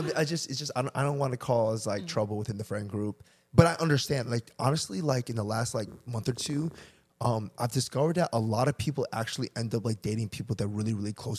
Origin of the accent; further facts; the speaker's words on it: Chester, Virginia, United States; we grew up in Chester